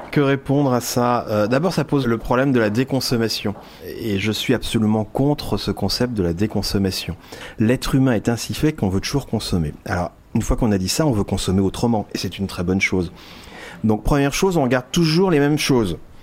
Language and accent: French; France; On est français.